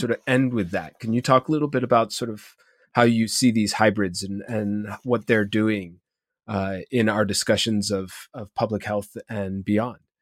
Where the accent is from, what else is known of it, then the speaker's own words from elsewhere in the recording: Ohio, United States; as an Ohio in myself